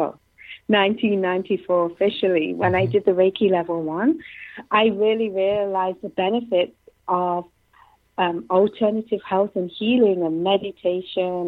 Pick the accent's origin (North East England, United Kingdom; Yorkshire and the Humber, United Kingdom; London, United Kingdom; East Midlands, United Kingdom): East Midlands, United Kingdom; Nottingham; moved away as an adult; now in Canada; I'm from England, from Nottingham